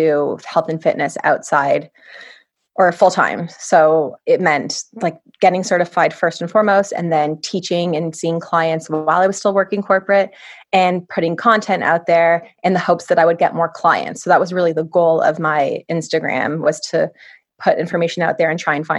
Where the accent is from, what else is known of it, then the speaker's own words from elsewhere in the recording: Toronto, Ontario, Canada; I was born and raised in Toronto